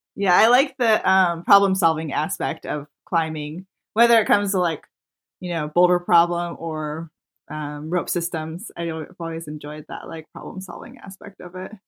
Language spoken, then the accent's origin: English; Maryland, United States; moved away as an adult; also born or lived in Yosemite; I grew up in Maryland